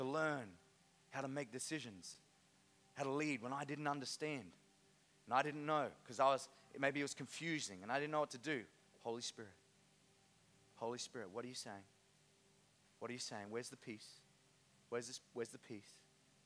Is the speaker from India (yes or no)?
no; Innisfail, Queensland, Australia; I grew up in Innisfail Christian Outreach Center, now INC, Harvest Church